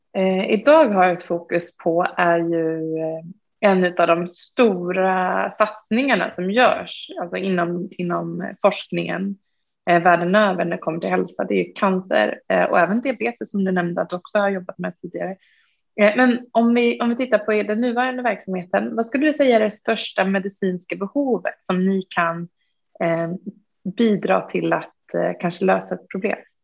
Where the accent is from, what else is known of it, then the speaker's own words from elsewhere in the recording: Uppsala, Uppsala County, Sweden; jag är själv från Uppsala